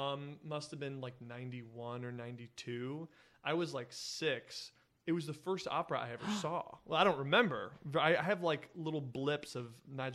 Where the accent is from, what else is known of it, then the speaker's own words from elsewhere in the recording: Prairie Village, Kansas, United States; moved away as an adult; also born or lived in Los Angeles, California / New York; now in Seattle, United States; I grew up in Prairie Village, Kansas, right around the corner actually from Joyce DiDonato.